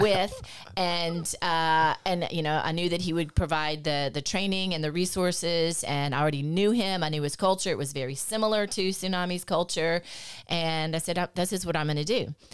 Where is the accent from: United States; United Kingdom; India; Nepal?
United States; Lafayette; born and raised in Lafayette.